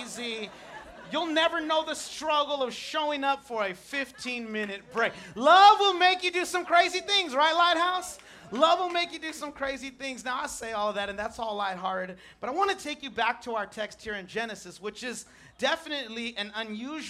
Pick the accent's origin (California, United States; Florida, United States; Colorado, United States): California, United States; Chula Vista; I'm from Chula Vista